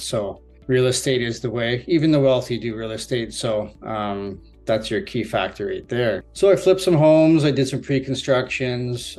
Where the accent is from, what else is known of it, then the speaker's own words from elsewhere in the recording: Barrie, Ontario, Canada; I'm from Barrie, Ontario. I've lived here for approximately 29 years now